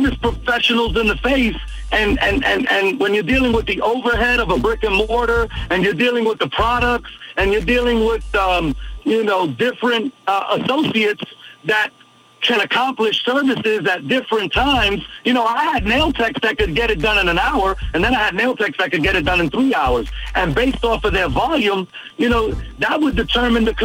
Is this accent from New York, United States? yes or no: yes; New York City, New York, United States; I come from humble beginnings in Brooklyn, New York, a small area called Bushwick